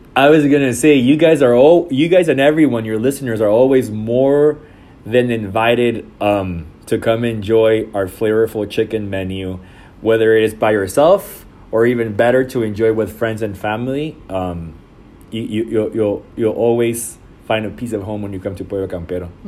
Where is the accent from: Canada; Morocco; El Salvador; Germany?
El Salvador; moved away as an adult; now in Dallas, United States; I was born and raised in El Salvador, and I'm, and I've been in the United States since two thousand six.